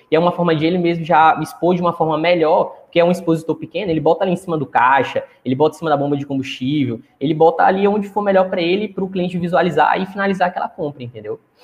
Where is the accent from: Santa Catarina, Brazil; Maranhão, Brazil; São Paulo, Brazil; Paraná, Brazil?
Maranhão, Brazil; Chapadinha; eu moro no Maranhão, né? Sou de Chapadinha, uma cidade aqui próxima da capital do, do estado, né? Próximo de São Luís.